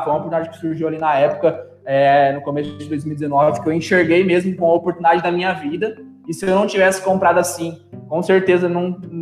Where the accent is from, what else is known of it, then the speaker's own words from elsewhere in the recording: Matão, São Paulo, Brazil; moved away as an adult; also born or lived in São Carlos; now in Uberlândia, Brazil; sou, sou natural de Matão aí, nossa terrinha